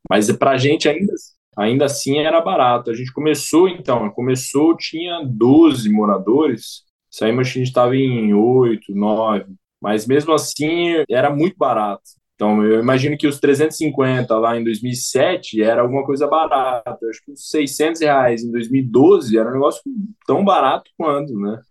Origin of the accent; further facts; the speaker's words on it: Campo Grande, Mato Grosso do Sul, Brazil; Sou aqui de Campo Grande, Mato Grosso do Sul